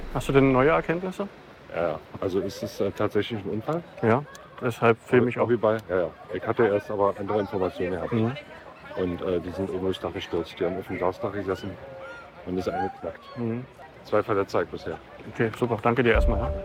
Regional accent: Berlin, Germany; Berlin wird immer meine Heimat bleiben, natürlich.

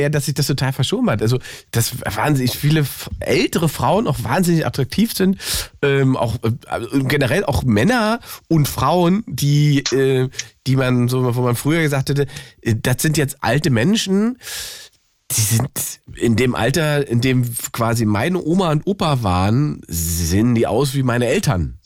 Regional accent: Berlin, Germany; Berliner Jungs sind ja ein bisschen verwöhnt

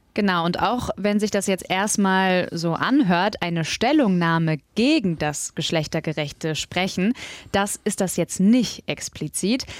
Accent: Mülheim an der Ruhr, North Rhine-Westphalia, Germany; ich bin nämlich in Mülheim zur Schule gegangen

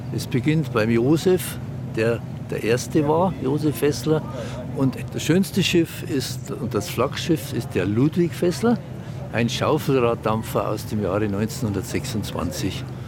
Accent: Germany; Für uns als Deutsche

